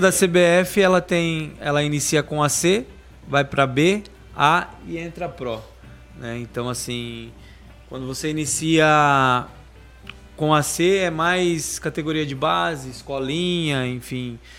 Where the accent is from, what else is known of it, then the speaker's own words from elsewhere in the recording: Itariri, São Paulo, Brazil; Eu sou de Itariri, uma cidade mais fácil, Peruíbe